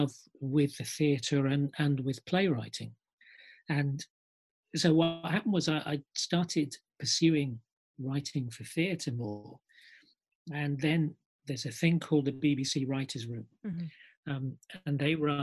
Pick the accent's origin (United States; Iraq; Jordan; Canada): Iraq; moved away; I was actually born in the Middle East. I'm from Iraq. I lived here since the early 1970s.